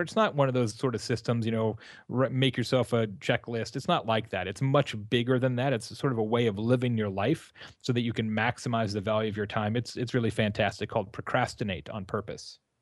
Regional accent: Arizona, United States; also born or lived in Tucson; now in Midwest, United States; I'm from Arizona originally

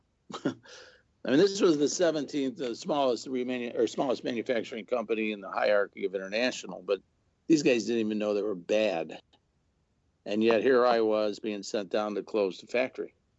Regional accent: Chicago, Illinois, United States; now in Missouri, United States; I was born and raised in Chicago

